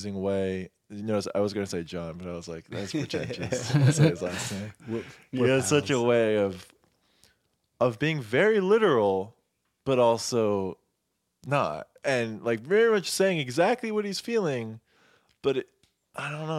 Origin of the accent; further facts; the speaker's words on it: Florida, United States; I grew up in Florida.